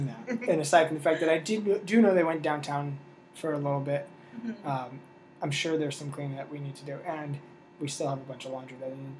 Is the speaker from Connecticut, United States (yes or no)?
yes; Connecticut, United States; I'm from Connecticut, it's not like I'm from the boonies in Connecticut. I'm from the New York border of Connecticut.